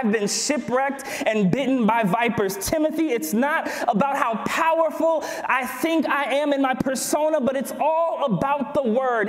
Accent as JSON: {"language": "English", "town": "Berrien Springs", "region": "Michigan", "country": "United States", "tie": "born or raised there", "said": "I grew up here. Let me talk about my hometown."}